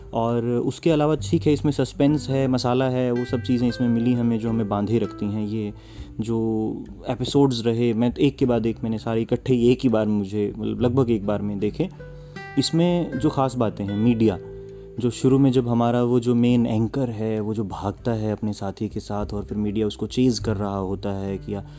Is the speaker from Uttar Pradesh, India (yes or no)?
no; Haryana, India; हमारे हरियाणा में